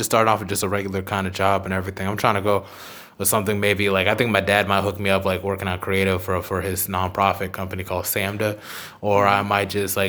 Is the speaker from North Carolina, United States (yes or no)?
yes; Charlotte, North Carolina, United States; moved away as an adult; now in Durham, United States; Oh, I'm from Charlotte originally. I've been staying in Durham for a while because, you know, school.